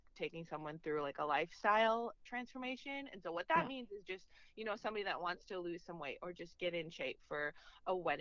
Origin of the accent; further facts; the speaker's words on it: Minnesota, United States; moved away as an adult; now in Kansas, United States; Yes, I'm from Minnesota, so born and raised in Minnesota.